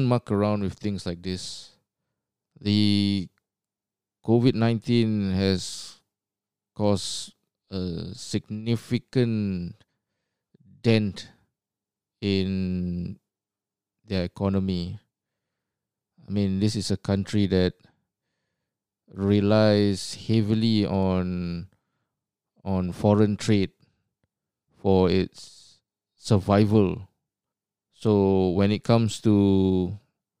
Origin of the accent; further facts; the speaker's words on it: Singapore; moved away as an adult; now in Australia; Even though I've been based in Australia for almost 20 years, I was born and bred in Singapore.